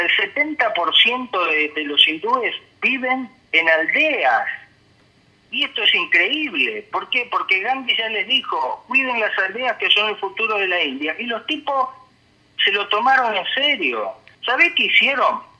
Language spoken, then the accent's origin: Spanish; Santa Fe, Argentina; yo vivía en en un, en un barrio en la ciudad este, de Santa Fe Capital, donde pasé toda mi infancia y gran parte de mi juventud